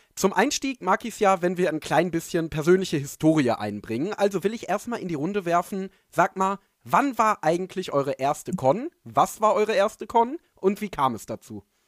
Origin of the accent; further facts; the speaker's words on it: Dortmund area, North Rhine-Westphalia, Germany; denn ich komme ja aus der Gegend